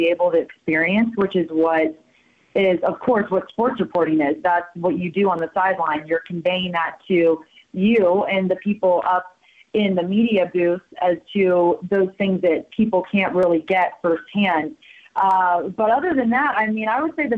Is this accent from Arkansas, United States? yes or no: no; El Dorado Hills, California, United States; moved away as an adult; also born or lived in Tucson, Arizona; now in Bozeman, United States; I grew up in a town outside of Sacramento called El Dorado Hills, California